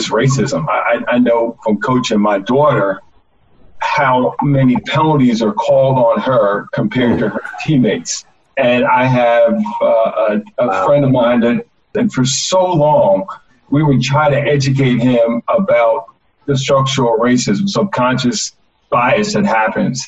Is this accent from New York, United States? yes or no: yes; Hudson Valley, New York, United States; in the Hudson Valley in New York, lacrosse was a public school game